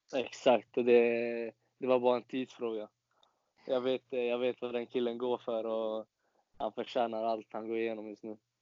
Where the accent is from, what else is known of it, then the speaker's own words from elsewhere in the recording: Falkenberg, Halland County, Sweden; also born or lived in Varberg; föddes i Varberg faktiskt. Men har alltid bott i Falkenberg hela livet